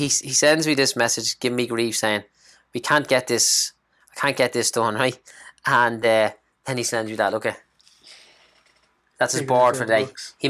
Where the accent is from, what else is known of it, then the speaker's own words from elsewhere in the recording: Clondalkin, Leinster, Ireland; from Clondalkin. Used to be a bricklayer. Now I'm a property investor.